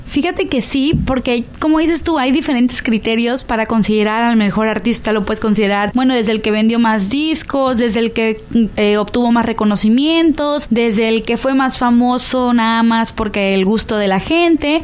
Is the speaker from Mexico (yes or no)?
yes; Sinaloa, Mexico; nosotros como sinaloenses